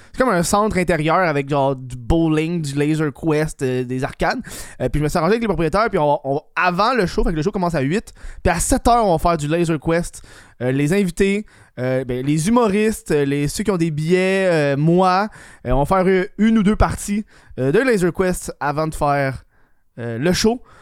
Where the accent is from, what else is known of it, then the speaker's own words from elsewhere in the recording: Laval, Quebec, Canada; je viens de Laval